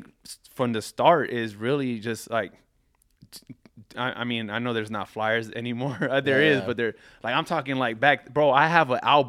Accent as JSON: {"language": "English", "town": "Carson", "region": "California", "country": "United States", "tie": "born or raised there", "said": "I grew up in Carson."}